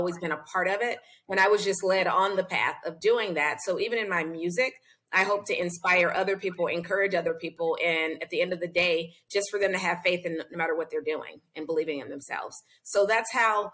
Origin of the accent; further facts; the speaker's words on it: Louisiana, United States; I'm from Louisiana